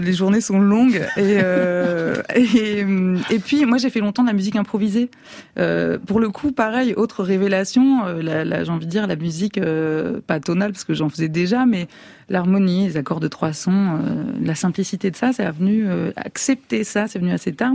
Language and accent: French; France; also born or lived in Italy; je suis française